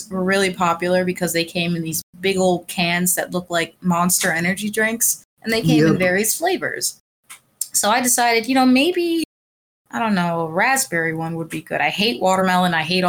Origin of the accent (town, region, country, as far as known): Pennsylvania, United States